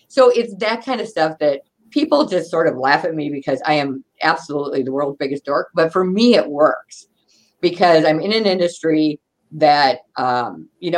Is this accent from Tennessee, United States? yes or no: no; Wisconsin, United States; We're from Wisconsin